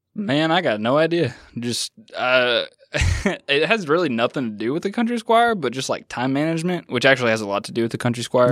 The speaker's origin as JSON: {"language": "English", "region": "Washington", "country": "United States", "tie": "born or raised there", "moved": "yes", "said": "I grew up in Washington State"}